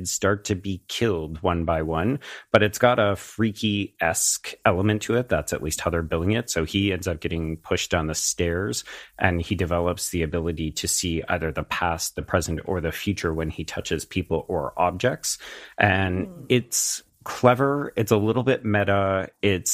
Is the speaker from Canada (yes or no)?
yes; Canada; as the Canadian on the podcast